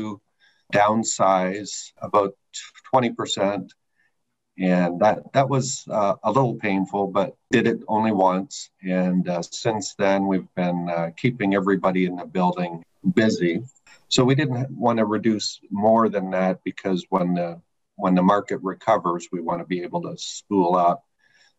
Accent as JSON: {"language": "English", "region": "Eastern Canada", "country": "Canada", "moved": "yes", "lives_now": "United States", "said": "I'm originally from Eastern Canada and been in the States since 1997."}